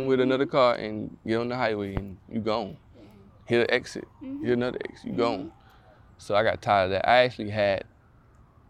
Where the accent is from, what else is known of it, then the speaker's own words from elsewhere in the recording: Orangeburg, South Carolina, United States; moved away; also born or lived in Bamberg, South Carolina; born in Orangeburg, then I went back to Bamberg until like 4, mm-hmm. and then I moved back to Orangeburg. So Bamberg and Orangeburg are places that have raised me